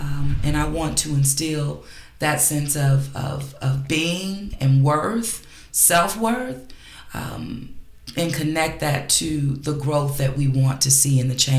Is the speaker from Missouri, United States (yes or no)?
no; Los Angeles, California, United States; moved away as an adult; now in New Orleans, United States; Los Angeles.